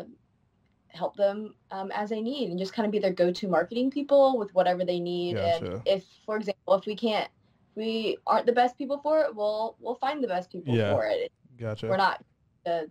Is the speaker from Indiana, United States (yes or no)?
yes; Indiana, United States; also born or lived in China; I was adopted from China when I was a baby, and then been living in Indiana ever since.